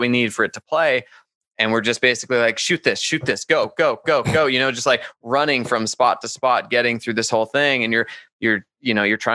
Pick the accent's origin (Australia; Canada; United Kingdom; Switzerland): Canada; Calgary, Alberta; now in Las Vegas, United States; I'm from Canada.